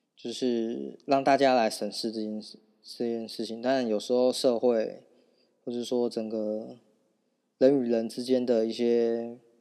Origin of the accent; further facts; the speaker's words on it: Taiwan; 我们台湾人